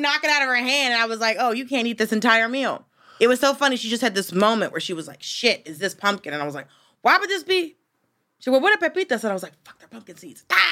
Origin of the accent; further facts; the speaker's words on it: the South, United States; moved away; I'm from the South